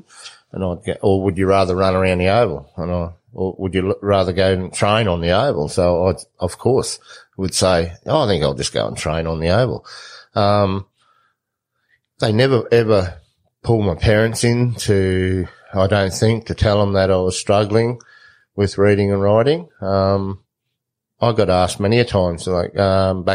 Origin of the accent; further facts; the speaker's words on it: Surat, Queensland, Australia; moved away; also born or lived in Kimberley, Western Australia; a lot of the kids in my school in Queensland, I was brought up around Surat, Tara